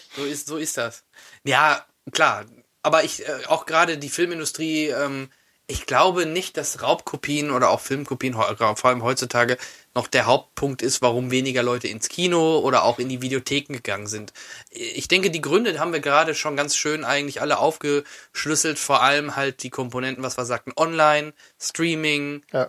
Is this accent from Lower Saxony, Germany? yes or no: no; Soest, North Rhine-Westphalia, Germany; bei uns da in Soest